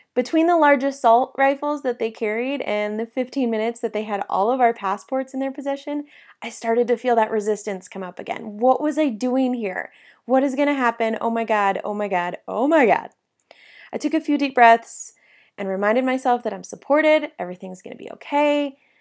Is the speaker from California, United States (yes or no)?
yes; South Lake Tahoe, California, United States; I grew up in South Lake Tahoe